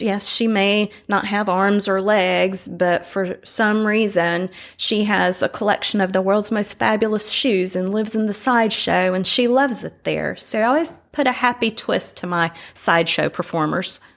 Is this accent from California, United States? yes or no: no; Winston-Salem, North Carolina, United States; moved away as an adult; now in Tybee Island, United States; I am from Winston-Salem, North Carolina, originally